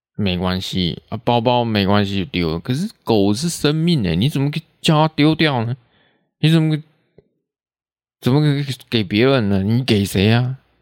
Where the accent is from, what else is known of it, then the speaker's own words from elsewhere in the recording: Taiwan; accent: Taiwanese Hokkien; first language Taiwanese Hokkien; Chinese is a second language; 会直接讲台语出来，这是自然而然的，这不用去学，这是本来就是我的母语